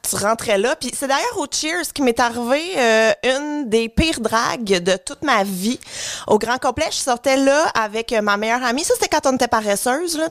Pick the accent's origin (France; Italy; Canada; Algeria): Canada; Brossard, Quebec; que je viens de Brossard?